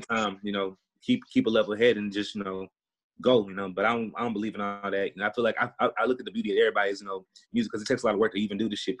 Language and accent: English; Houston, Texas, United States; moved away; I'm from Houston, Texas